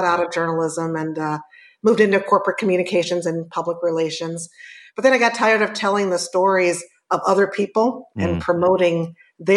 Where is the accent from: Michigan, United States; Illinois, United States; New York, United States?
Illinois, United States; Chicago; from the South Side of Chicago, born and raised.